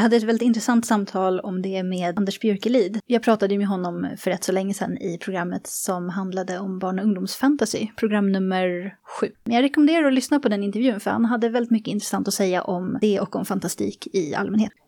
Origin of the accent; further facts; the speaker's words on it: Sweden; accent: Swedish; min svenska accent